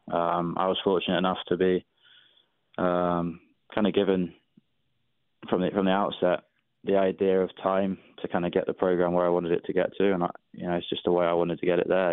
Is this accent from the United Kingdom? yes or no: yes; England, United Kingdom; now in Atlanta, United States; when I was growing up in England, my local club didn't didn't even want girls to play